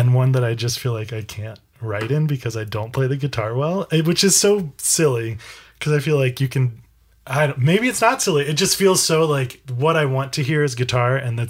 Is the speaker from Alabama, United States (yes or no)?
yes; Birmingham, Alabama, United States; I grew up in Alabama